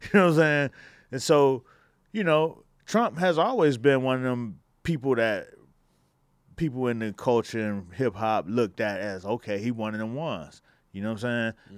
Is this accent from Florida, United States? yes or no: yes; Miami, Florida, United States; I come from Miami